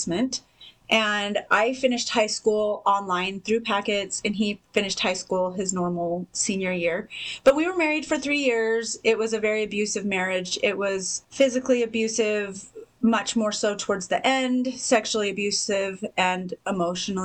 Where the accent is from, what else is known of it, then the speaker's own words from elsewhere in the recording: Salt Lake City, Utah, United States; also born or lived in St. George, Utah; I grew up in Salt Lake till I was 15, and then my family moved here to St. George